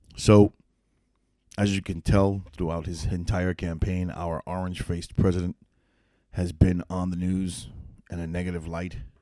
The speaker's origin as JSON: {"language": "English", "town": "New York City", "region": "New York", "country": "United States", "moved": "yes", "lives_now": "upstate New York, United States", "said": "I'm originally from New York City."}